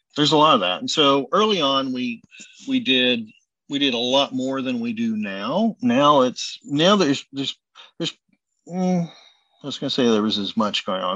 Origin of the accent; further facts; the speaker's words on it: Oklahoma, United States; now in Houston, United States; when I grew up in Oklahoma, my grandmother was a pastry chef